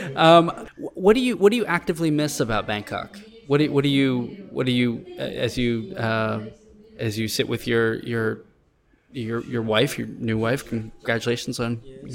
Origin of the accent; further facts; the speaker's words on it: United States; myself visiting uh, Vietnam as an American